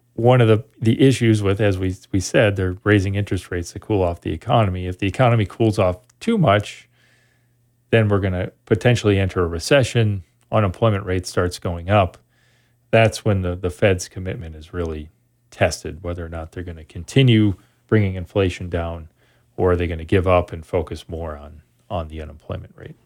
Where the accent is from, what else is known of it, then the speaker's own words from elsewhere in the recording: Sun Prairie, Wisconsin, United States; moved away as an adult; also born or lived in Oshkosh, Wisconsin / Montreal, Canada / Eau Claire, Wisconsin; I grew up in Sun Prairie, Wisconsin, outside of Madison.